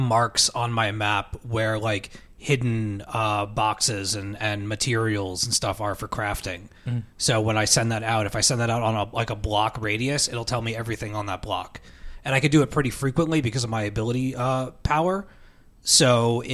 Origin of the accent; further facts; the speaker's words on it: New York, United States; we're from New York